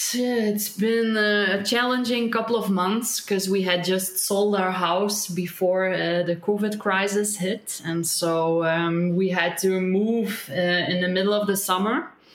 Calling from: Belgium; I'm calling in from Belgium, which is a very populated and very little forested place in the middle of Europe somewhere.

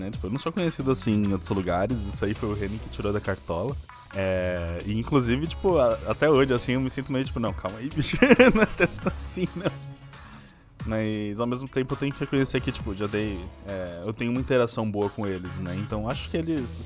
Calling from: São Paulo, Brazil; É, São Paulo.

